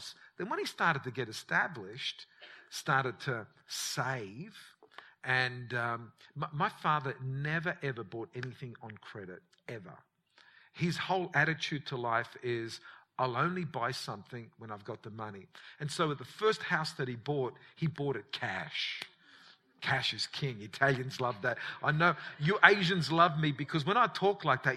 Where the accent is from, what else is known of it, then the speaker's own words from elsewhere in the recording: Australia; growing up in Australia